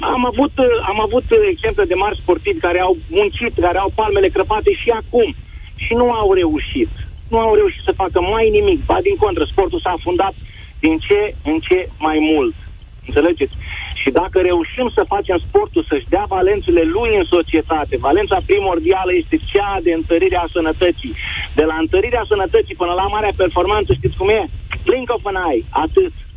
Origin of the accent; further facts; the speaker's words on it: Botoșani, Botoșani County, Romania; Botoșani. Sunt din Botoșani